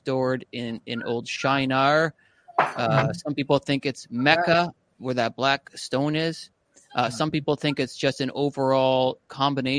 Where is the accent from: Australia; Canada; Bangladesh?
Canada